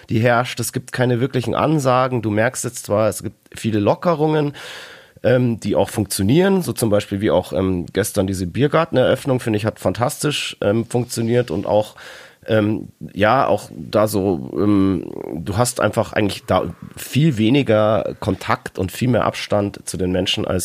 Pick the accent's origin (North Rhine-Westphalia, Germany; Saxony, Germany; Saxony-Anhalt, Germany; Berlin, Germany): North Rhine-Westphalia, Germany; Dortmund; aber als Dortmunder muss ich natürlich so ein bisschen, also ein gewisser Grundhass muss da ähm, vorhanden sein.